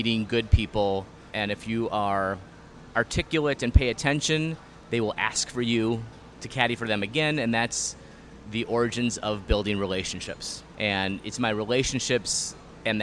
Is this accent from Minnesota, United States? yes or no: yes; Hopkins, Minnesota, United States; Born and raised in Hopkins